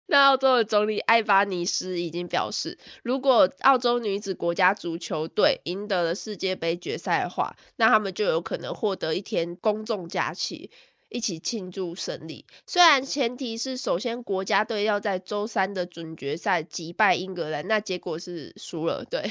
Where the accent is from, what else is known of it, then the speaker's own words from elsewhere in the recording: Taiwan; also born or lived in Melbourne, Australia; now in Australia; 我身为一个台湾人